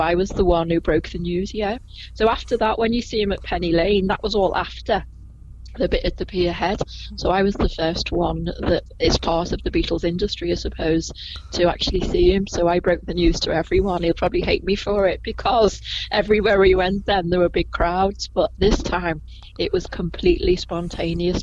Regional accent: Liverpool, North West England, United Kingdom; I was born in Liverpool, in the same hospital as Paul McCartney, in 1961

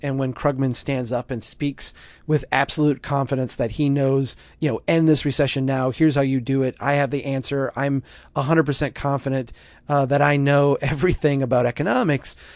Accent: Minnesota, United States; my home state of Minnesota

